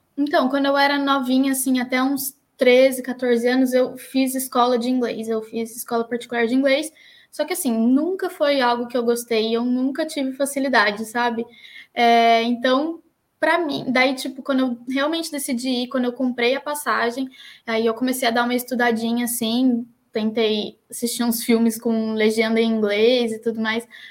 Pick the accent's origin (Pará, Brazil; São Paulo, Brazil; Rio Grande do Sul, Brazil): São Paulo, Brazil; Taubaté; moved away as an adult; now in Dún Laoghaire, Ireland; eu sou de Taubaté, uma cidade de, do estado de São Paulo, bem famosinha até.